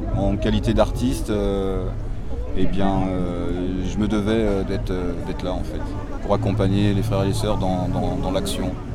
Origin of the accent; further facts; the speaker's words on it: Nantes, Pays de la Loire, France; now in Ancenis, France; Je suis né à Nantes en 69 et j'ai grandi à Nantes, j'ai jamais quitté Nantes vraiment